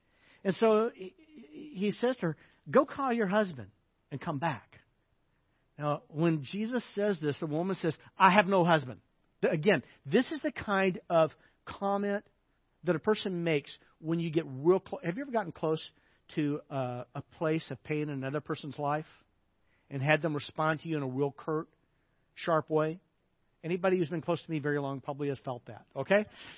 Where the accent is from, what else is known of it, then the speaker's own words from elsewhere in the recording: the South, United States; It'd be kind of like when I was a kid growing up in the South, you would call someone you didn't know, a lady, you would call her ma'am.